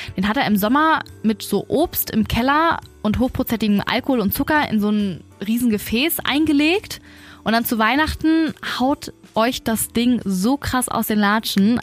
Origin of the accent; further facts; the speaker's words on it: Germany; bei uns in Deutschland